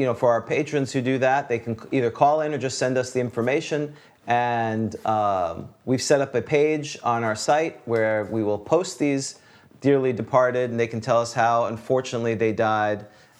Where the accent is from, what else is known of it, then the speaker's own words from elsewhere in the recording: New York, United States; You know, I came from New York, and I was an Islander fan.